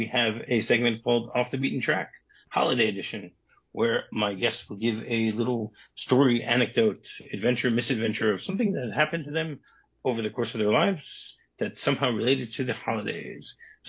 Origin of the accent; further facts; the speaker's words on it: United States; now in Israel; when I grew up in America, so potato pancakes was what we had, latkes.